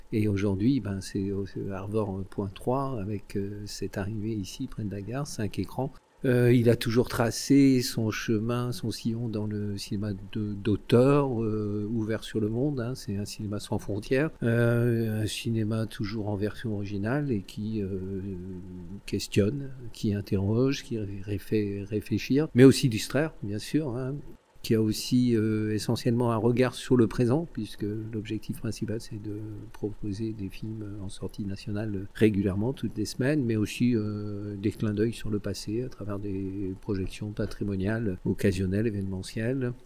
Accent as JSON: {"language": "French", "town": "Guingamp", "region": "Brittany", "country": "France", "tie": "born or raised there", "moved": "as an adult", "lives_now": "Rennes, France", "said": "je suis venu ici pour mes études de sociologie, donc je suis décoloriste des Côtes d'Armor"}